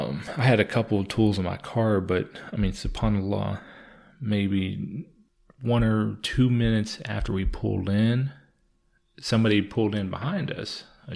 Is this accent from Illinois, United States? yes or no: no; Louisville, Kentucky, United States; hey, we're from Louisville, we want to help.